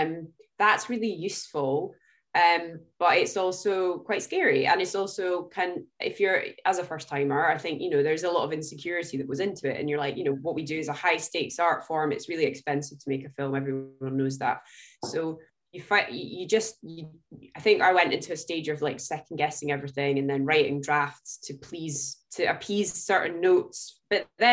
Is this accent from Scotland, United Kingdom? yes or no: yes; Scotland, United Kingdom; I'm Scottish